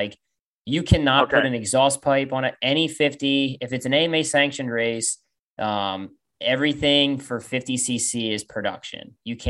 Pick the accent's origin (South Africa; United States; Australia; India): United States; Pennsylvania; I grew up with Cam in Pennsylvania